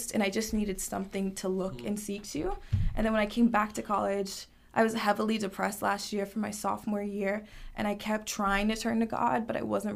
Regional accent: North Carolina, United States; I was raised in North Carolina

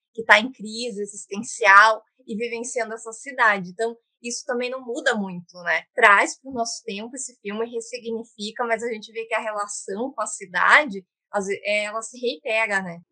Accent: Curitiba, Paraná, Brazil; eu sou, aqui de Curitiba

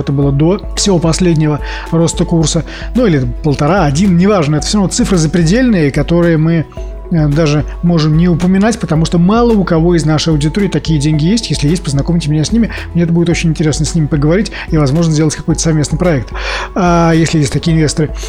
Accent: Saint Petersburg, Russia; я коренной петербуржец в четвертом

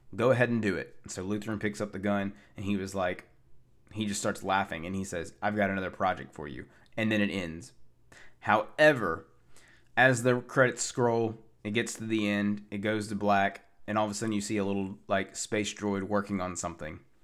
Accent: Tennessee, United States; from my hotel from my hometown, Tennessee

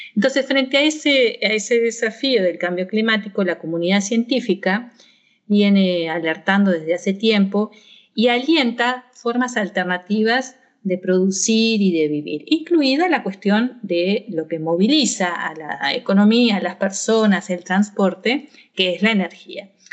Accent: Argentina; moved away as an adult; also born or lived in Mainz, Germany; now in Tacuarembó, Uruguay; yo nací en Argentina

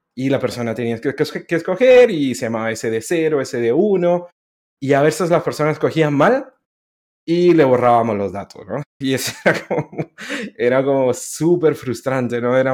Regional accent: Guatemala; moved away as an adult; also born or lived in Honduras; now in Chile; nací en Honduras hace varios años ya, pero em, estuve ocho años en Honduras y luego me crié en Guatemala

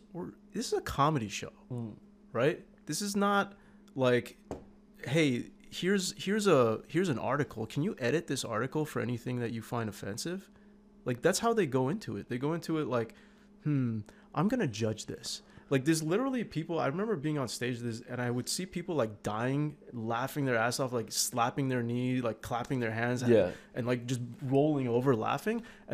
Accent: Canada; English is a second language; also born or lived in Iran / Turkey; I was born in Iran and then we moved as refugees to Turkey. And then as refugees, the UN sent us to Canada. We had no choice. They sent us here.

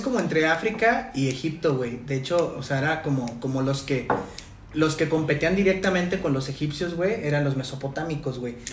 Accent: Guadalajara, Jalisco, Mexico; Nosotros somos de Guadalajara

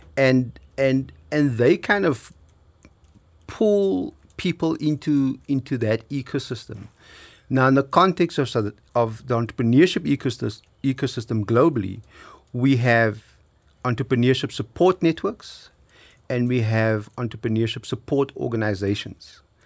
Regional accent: South Africa

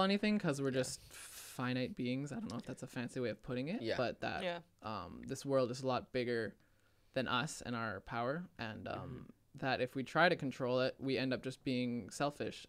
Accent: Canada; I'm from Canada

